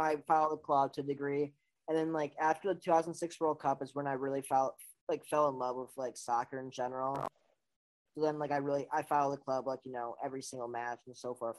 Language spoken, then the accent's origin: English; Milwaukee, Wisconsin, United States; now in Miami, United States; I grew up in the United States. I grew up in Milwaukee.